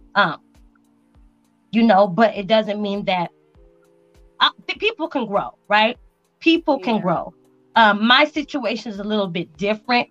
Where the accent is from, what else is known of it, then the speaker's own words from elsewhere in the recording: Las Vegas, Nevada, United States; moved away as an adult; also born or lived in Spain; now in El Paso, United States; I grew up in Vegas, so that was home to me